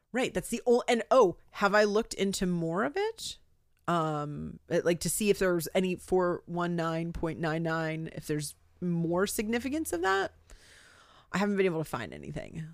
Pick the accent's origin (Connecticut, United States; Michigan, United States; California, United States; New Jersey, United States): New Jersey, United States; I'm from New Jersey.